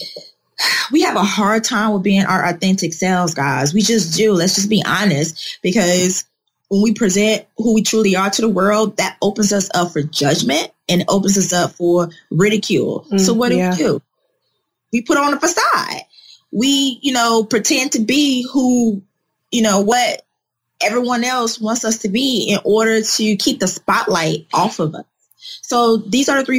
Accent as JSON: {"language": "English", "town": "Chicago", "region": "Illinois", "country": "United States", "tie": "born or raised there", "also_born_or_lived": "Atlanta, Georgia", "moved": "as an adult", "said": "I'm originally born and raised in Chicago"}